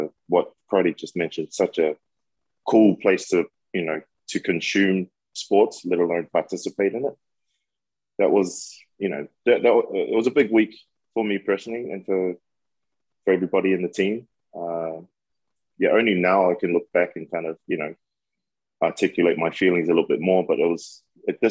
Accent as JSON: {"language": "English", "country": "New Zealand", "tie": "born or raised there", "moved": "yes", "said": "growing up in New Zealand"}